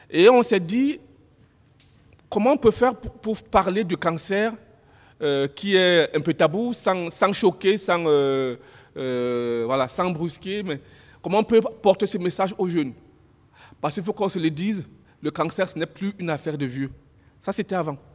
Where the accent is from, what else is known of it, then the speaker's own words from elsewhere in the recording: Nantes, Pays de la Loire, France; à l'époque, moi je venais de Nantes